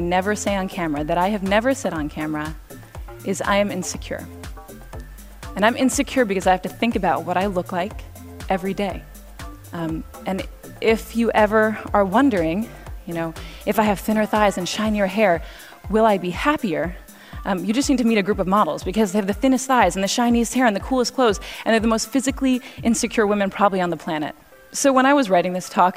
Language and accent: English; Cambridge, Massachusetts, United States; now in New York, United States; I grew up in Cambridge